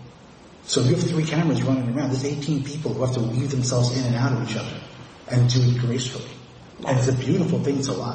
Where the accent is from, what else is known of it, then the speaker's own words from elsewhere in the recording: New York City, New York, United States; when I was a very small boy, I was growing up in Forest Hills